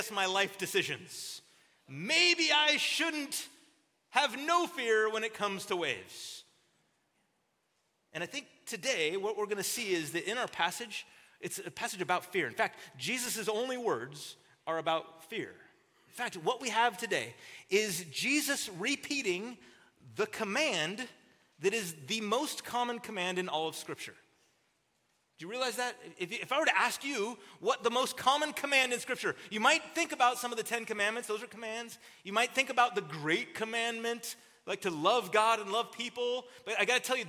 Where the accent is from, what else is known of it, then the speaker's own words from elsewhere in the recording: Southern California, United States; I'm from Southern California